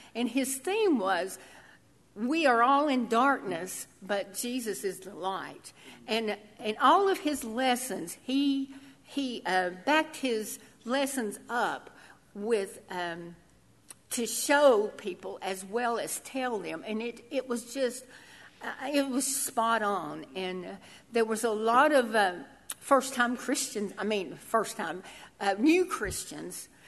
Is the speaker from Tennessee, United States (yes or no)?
yes; Tennessee, United States; I'm from Tennessee, so I thought I lived in the South, but I lived in hollers.